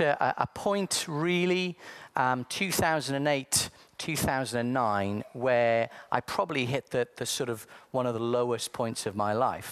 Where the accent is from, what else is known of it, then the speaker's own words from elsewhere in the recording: South Wales, United Kingdom; I was born in sunny South Wales.